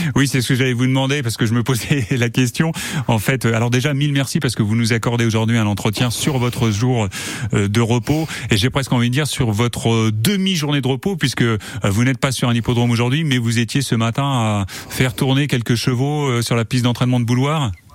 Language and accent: French; Sarthe, Pays de la Loire, France; chez nous dans la Sarthe